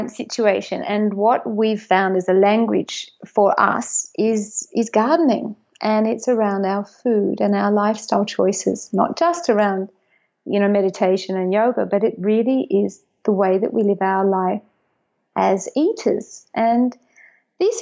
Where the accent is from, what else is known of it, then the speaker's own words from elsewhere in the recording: Australia; also born or lived in Sunshine Coast hinterland, Queensland; I'm Australian, Irish, Catholic, English speaker.